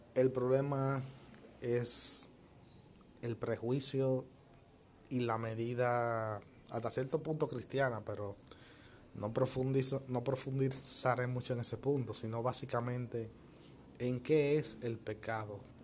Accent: Dominican Republic; mi país, o sea, República Dominicana

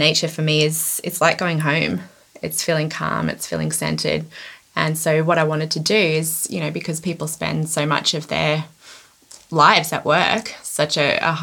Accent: Byron Bay, New South Wales, Australia; I grew up near Byron Bay in Australia, which is it's on the north coast.

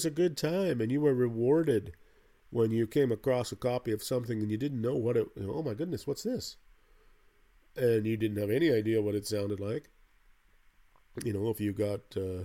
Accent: Canada; where I grew up in Canada here, not in the way far in the north, but pretty far north

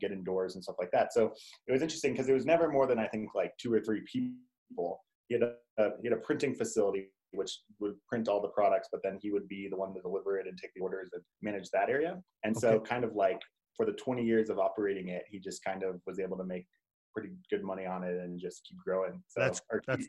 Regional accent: Louisville, Colorado, United States; also born or lived in Michigan; now in Denver, United States; I grew up in Louisville, which is right next to Boulder.

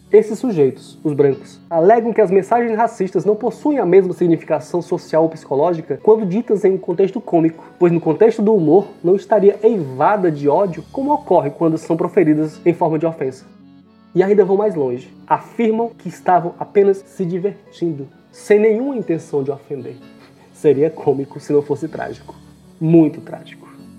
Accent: Ceará, Brazil; Sou cearense, residente no interior do estado do Ceará

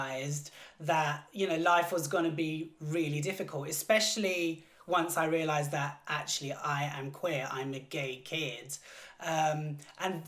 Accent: London, United Kingdom; also born or lived in Southall; born and bred in London. I'm like literally like a full-on Londoner. Born in Southall

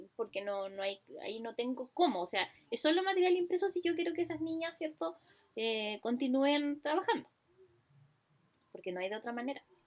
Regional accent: Ancud, Los Lagos, Chile; yo soy de Chiloé, de Ancú

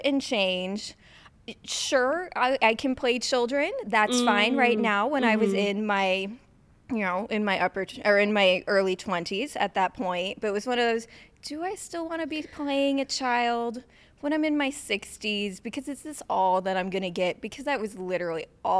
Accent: south of St. Louis, Missouri, United States; I grew up in Missouri, south of St. Louis.

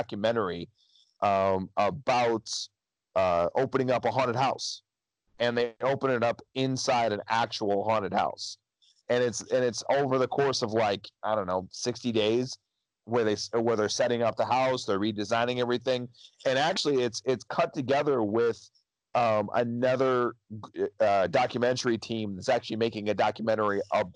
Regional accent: United States; I am American.

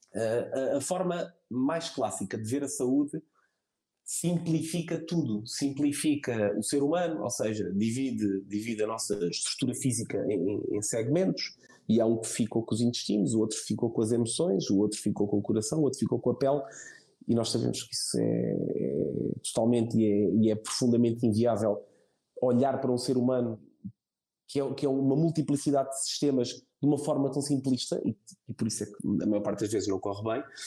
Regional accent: Setúbal, Portugal; moved away as an adult; now in São Brás de Alportel, Portugal; eu sou de Setúbal

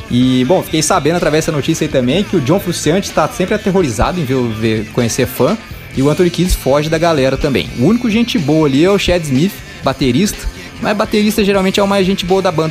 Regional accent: Lorena, São Paulo, Brazil; now in Dublin, Ireland; falo da Irlanda em Dublin, mas tenho o coração aí no Vale do Paraíba, pois nasci e fui criado em Lorena e na casa dos meus pais sempre ouviam a Clube.

